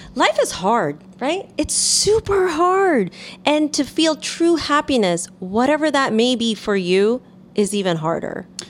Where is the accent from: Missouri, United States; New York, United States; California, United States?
New York, United States; New York City; I'm a quote, what they call a real New Yorker, born here in Manhattan.